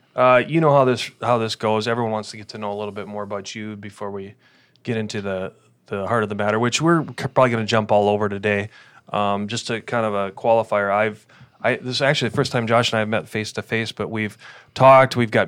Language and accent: English; Wisconsin, United States; we're both from Wisconsin